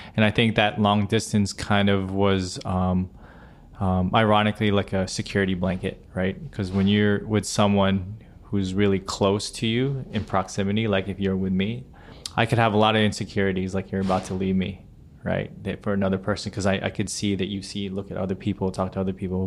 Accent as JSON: {"language": "English", "region": "central Pennsylvania", "country": "United States", "tie": "born or raised there", "moved": "yes", "lives_now": "New York City, United States", "said": "my hometown in central Pennsylvania"}